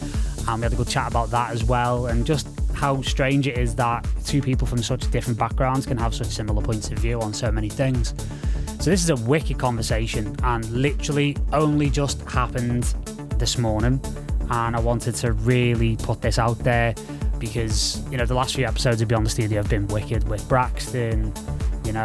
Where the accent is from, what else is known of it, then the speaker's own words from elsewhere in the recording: United Kingdom; as a British guy